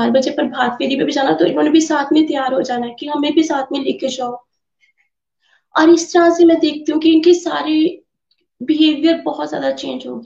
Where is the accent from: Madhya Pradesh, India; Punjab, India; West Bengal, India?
Punjab, India; Pathankot; मैं पठानकोट से हूँ